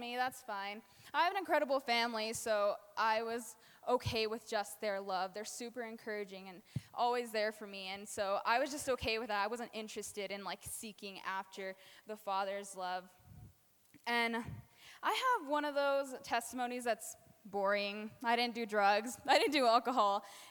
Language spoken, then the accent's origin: English; New Mexico, United States; now in Colorado, United States; I am from New Mexico.